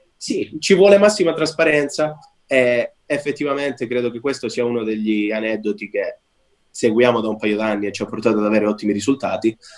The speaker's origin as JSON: {"language": "Italian", "region": "Calabria", "country": "Italy", "moved": "yes", "said": "ho lasciato l'Italia perché originariamente sono calabrese"}